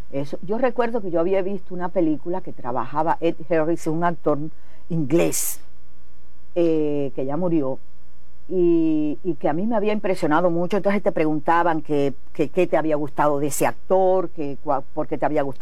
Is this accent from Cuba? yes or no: yes; Las Tunas, Cuba; de las Tunas, artista, revolucionaria, cubana.